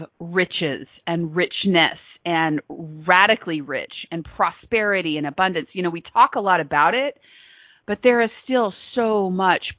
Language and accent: English; Texas, United States; I am from Texas, I am in the South